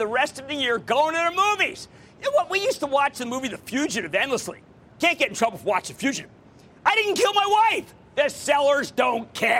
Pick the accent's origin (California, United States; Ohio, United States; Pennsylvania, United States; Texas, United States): Pennsylvania, United States; Philadelphia; moved away; Coming to you from my hometown, the hometown of the Super Bowl champs, the hometown of the Philadelphia Eagles!